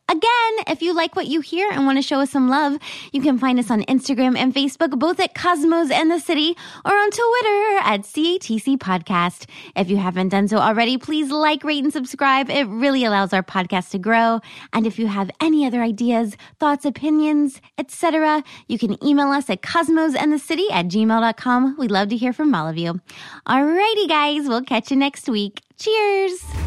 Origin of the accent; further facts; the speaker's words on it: the South, United States; I'm from the South